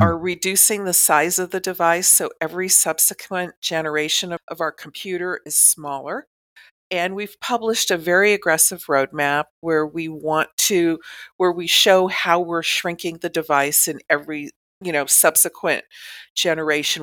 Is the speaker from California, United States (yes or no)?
yes; Southern California, United States; I grew up in Southern California